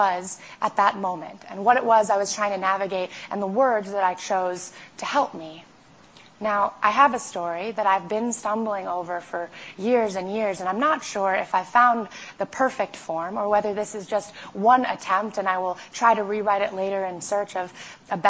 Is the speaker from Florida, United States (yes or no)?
no; New York City, New York, United States; I grew up in New York City